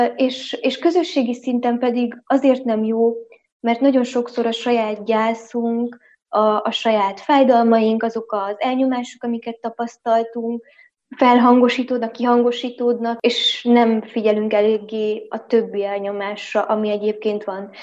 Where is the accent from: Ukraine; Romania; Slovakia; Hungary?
Romania; Transylvania; erdélyi magyar vagyok